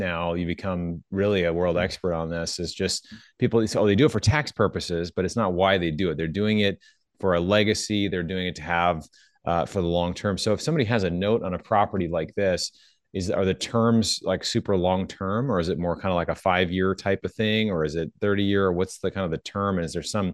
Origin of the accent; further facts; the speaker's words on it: Seattle, Washington, United States; I'm from Seattle